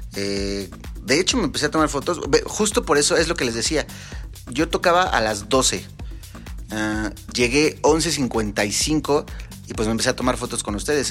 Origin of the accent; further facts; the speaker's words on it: Mexico; como mexicanos que somos